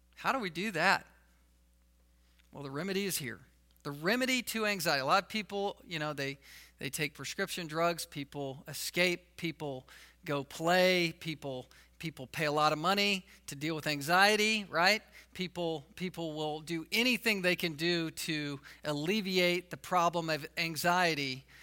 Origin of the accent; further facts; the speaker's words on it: the South, United States; I was from the South